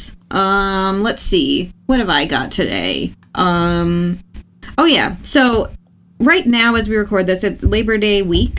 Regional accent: United States; I'm American

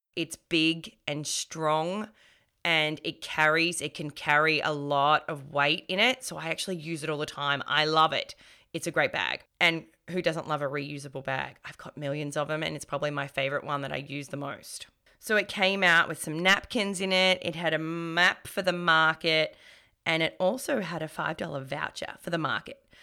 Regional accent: Melbourne, Victoria, Australia; born and raised in Melbourne

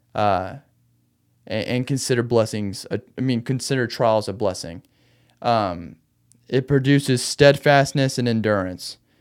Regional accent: Arkansas, United States; also born or lived in Austin, Texas / Conway, Arkansas; back home in Arkansas

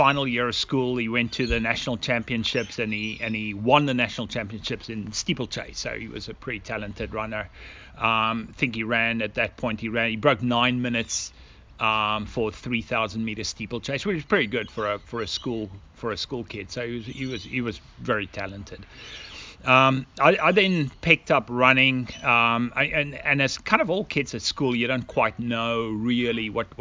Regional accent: South Africa; moved away as an adult; also born or lived in United States; now in Australia; we immigrated from South Africa to Australia at approximately, I think it's going about 16 years ago

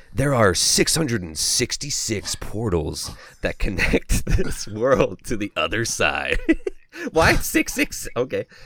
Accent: Canada; I'm from Canada

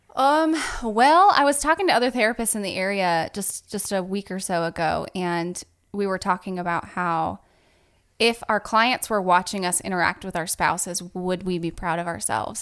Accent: Southern California, United States; moved away as an adult; also born or lived in Virginia; now in Pensacola, United States; I am actually originally from Southern California. It's like, uh, two hours north of San Diego.

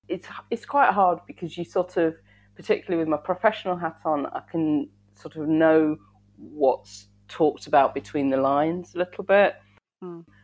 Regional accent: Southampton, South East England, United Kingdom; born there; growing up in such a very white area. Although when I was born in Southampton, which is quite diverse, but we moved away.

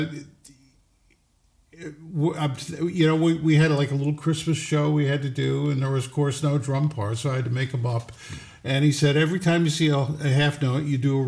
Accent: Troy, New York, United States; moved away as an adult; now in West Hurley, United States; I was born in Troy, New York

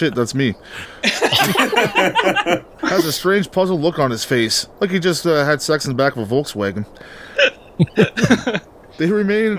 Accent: Canada; accent: Canadian; my Canadian accent

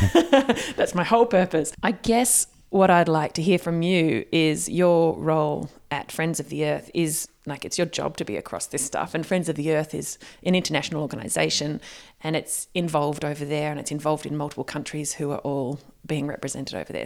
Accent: Australia; as an Australian

